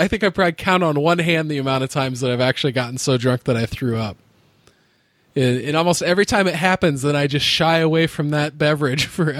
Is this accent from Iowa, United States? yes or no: yes; Iowa, United States; I grew up in the Midwest. I've lived here my whole life, and everybody around me calls it pop.